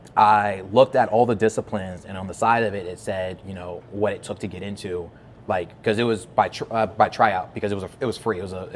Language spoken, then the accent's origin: English; New Orleans, Louisiana, United States; So originally, I'm from New Orleans, Louisiana.